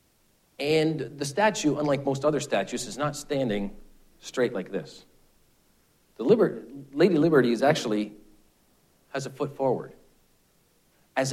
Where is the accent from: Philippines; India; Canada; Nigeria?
Canada; being a Canadian